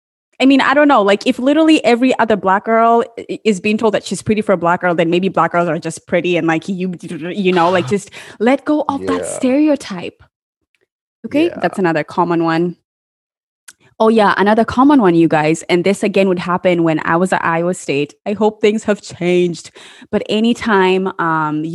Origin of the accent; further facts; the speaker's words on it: Kenya; I am Kenyan. I'm Kenyan